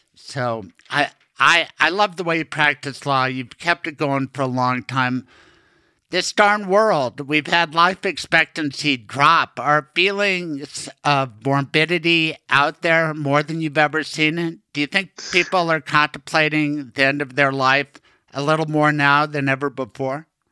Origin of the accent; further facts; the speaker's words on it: Colorado, United States; I was born in Colorado